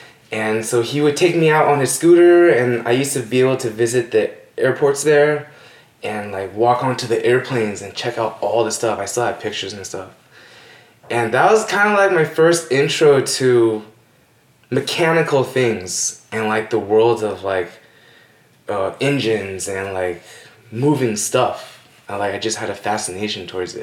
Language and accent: English; Los Angeles, California, United States; born and raised in Northridge, California